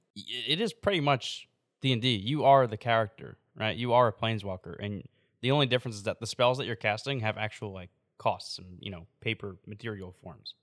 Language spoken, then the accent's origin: English; New York, United States; moved away; also born or lived in Davenport; I'm from New York originally